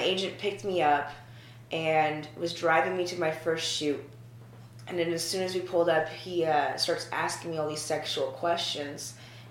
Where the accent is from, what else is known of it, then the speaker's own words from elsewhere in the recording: Tacoma, Washington, United States; moved away; I'm actually from Washington State originally, Tacoma